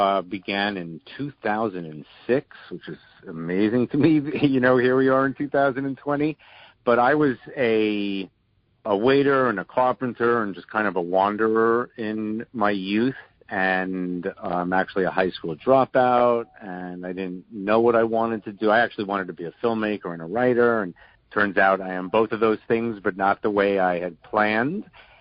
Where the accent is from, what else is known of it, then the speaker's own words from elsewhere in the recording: New York City, New York, United States; moved away as an adult; also born or lived in Boston; now in Shaker Heights, United States; I was born and raised in Brooklyn. There's not many of us left. I never thought I'd ever leave Brooklyn. I lived in Boston for a few years in the 80s, so I never thought I'd ever leave New York.